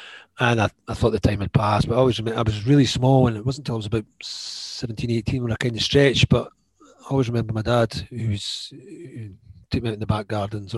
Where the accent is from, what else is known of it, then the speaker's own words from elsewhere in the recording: Edinburgh, Scotland, United Kingdom; I'm from Edinburgh.